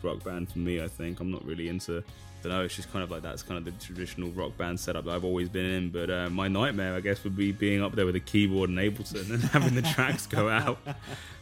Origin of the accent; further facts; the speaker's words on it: London, United Kingdom; moved away as an adult; now in New York, United States; I grew up basically in Greater London, which is like, for that, it basically is the suburbs